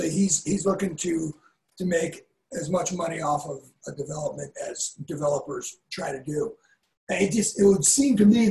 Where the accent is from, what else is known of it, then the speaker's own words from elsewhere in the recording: East Coast, United States; moved away; I'm from the East Coast. I say aunt